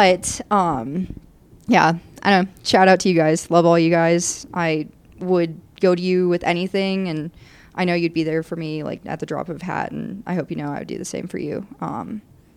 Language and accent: English; southeastern Michigan, United States; moved away as an adult; now in Colorado, United States; I'm from southeastern Michigan.